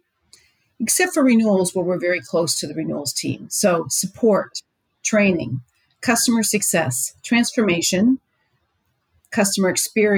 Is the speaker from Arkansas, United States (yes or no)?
no; Pittsburgh area, Pennsylvania, United States; come from that part of that neck of the woods